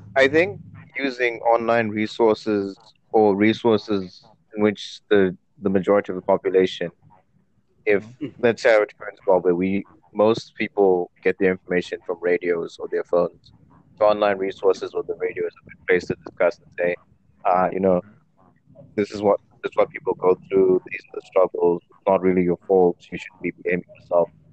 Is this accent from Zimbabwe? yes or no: yes; Zimbabwe; moved away as an adult; now in United Kingdom; I didn't grow up in the UK. I grew up in Zimbabwe. I've only been in the UK for a couple of years